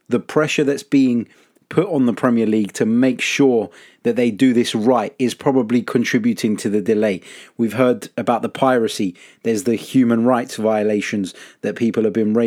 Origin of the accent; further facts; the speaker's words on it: London, United Kingdom; accent: London; my London accent